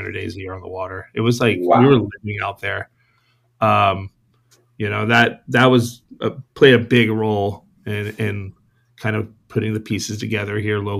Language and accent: English; San Diego, California, United States; I was born here in San Diego, raised Point Loma. Went to Point Loma High School.